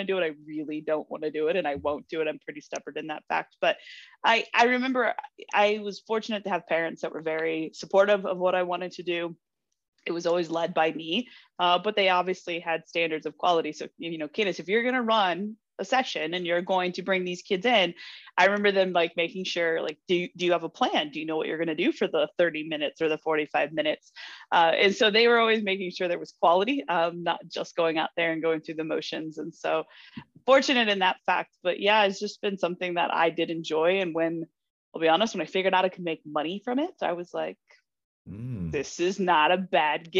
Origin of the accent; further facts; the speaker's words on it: Naperville, Illinois, United States; I grew up in Naperville, Illinois. So I was a suburb of Chicago